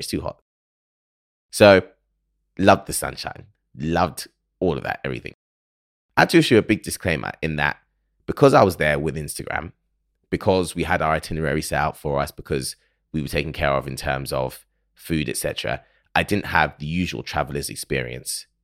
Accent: United Kingdom; accent: British; someone from the U K who absorbs American culture through films and television

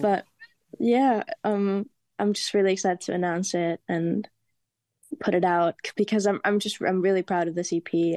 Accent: Germany; moved away; also born or lived in Spain; I'm Spanish, and I grew up in Germany

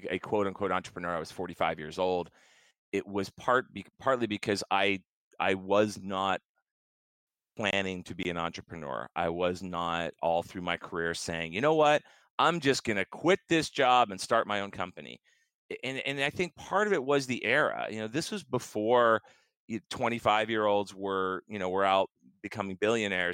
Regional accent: Lancaster, Pennsylvania, United States; That led me to a job at a company called Cardinal Technologies, which was in Lancaster, my hometown

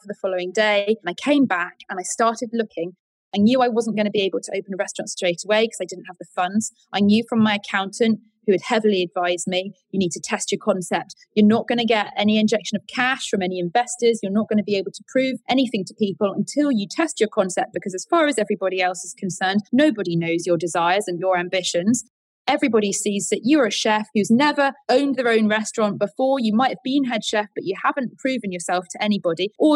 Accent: Colyton, South West England, United Kingdom; also born or lived in London; now in Lyme Regis, United Kingdom; I grew up in Devon, and I went to school in a place called Colleton

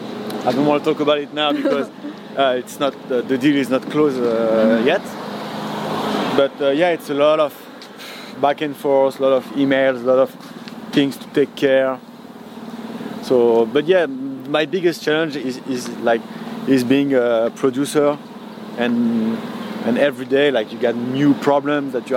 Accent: Paris, Île-de-France, France; I'm from Paris, and that's the city of the mode

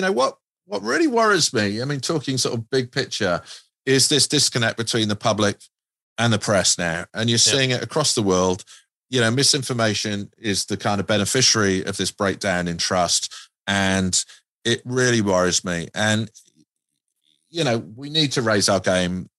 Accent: United Kingdom; moved away; I'm a Brit.

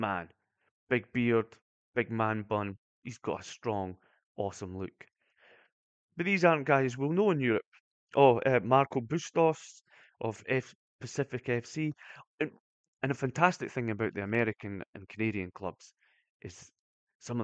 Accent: Brechin, Scotland, United Kingdom; I'm from Brechin.

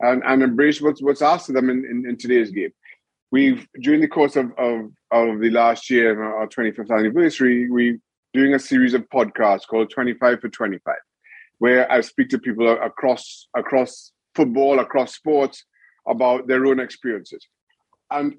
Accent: Trinidad & Tobago; moved away; also born or lived in United States / Newcastle; growing up in Trinidad and Tobago

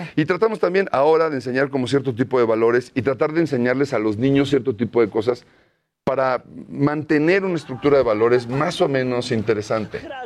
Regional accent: Mexico City, Mexico; yo siempre viví toda mi infancia por el Hotel de México

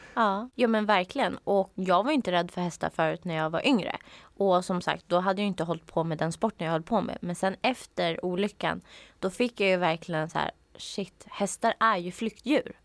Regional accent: outside Uppsala, Uppsala County, Sweden; jag växte upp utanför Uppsala

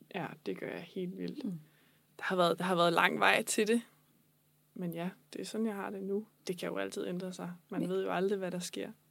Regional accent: Falster, Zealand, Denmark; also born or lived in Copenhagen; jeg er oprindeligt fra Falster

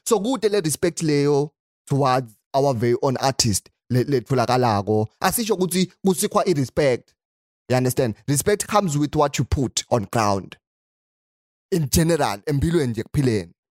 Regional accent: Eswatini; I'm from Swaziland

